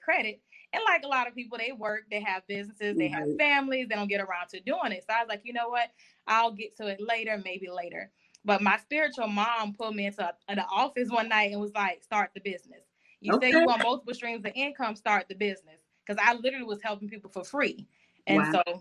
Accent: Orangeburg, South Carolina, United States; now in Jacksonville, United States; I am originally from Orangeburg, South Carolina, and I currently reside in Jacksonville, Florida

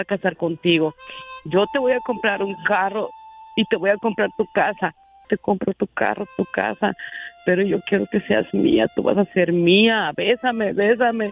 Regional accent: Mexico; moved away; mi vida fue un infierno de niña allá en México

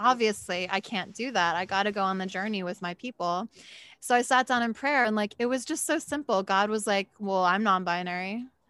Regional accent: Philadelphia, Pennsylvania, United States; I'm from Philly

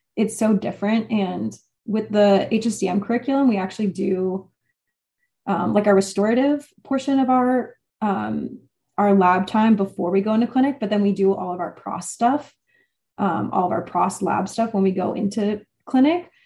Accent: Texas, United States; moved away as an adult; also born or lived in Wisconsin; now in Boston, United States; I'm from Texas

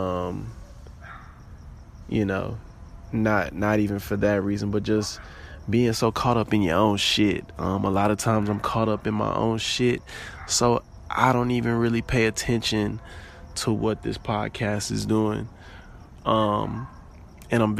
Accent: New Orleans, Louisiana, United States; moved away; also born or lived in Houston; my trip back home. Homecoming. Both New Orleans and Xavier. For me, it felt like a pilgrimage back to my motherland.

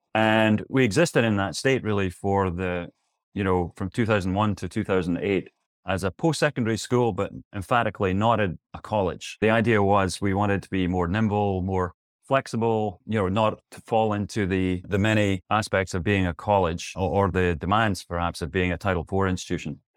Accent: Scotland, United Kingdom; moved away; also born or lived in New York City / Tempe, Arizona; As you can tell from my accent, or maybe you can't, I'm originally from Scotland

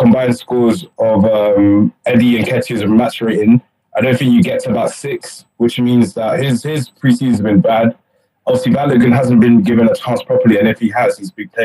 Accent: Montpellier, Occitania, France; I'm from France, yeah. So I'm from Montpellier

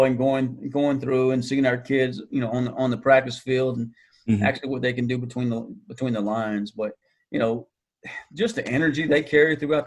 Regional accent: Franklin, North Carolina, United States; moved away as an adult; now in Greenville, United States; back at Franklin High School, my hometown

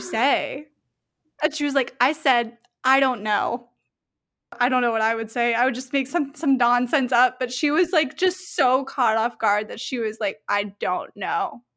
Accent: Melbourne, Florida, United States; I'm from Melbourne.

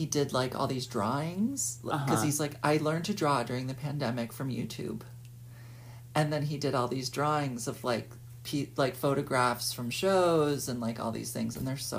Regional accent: New York City, New York, United States; my experience growing up in Soho. You know, when I was a little kid, it became all galleries while I was growing up.

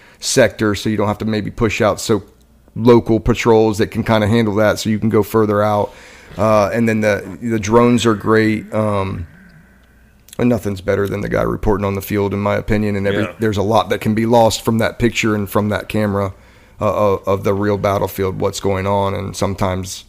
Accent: Ohio, United States; my home state of Ohio

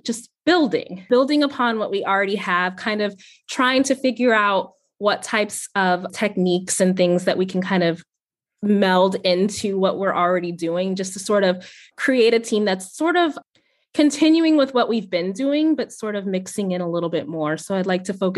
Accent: Ohio, United States; moved away as an adult; also born or lived in Virginia; now in Richmond, United States; So my husband and I moved to Virginia a couple years ago. And so I'm originally from Ohio

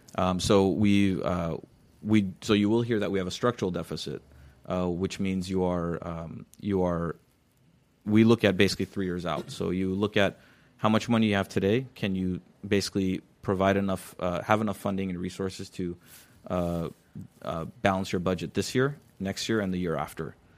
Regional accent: Glendale, California, United States; I grew up near Columbus Elementary School. That's the school I went

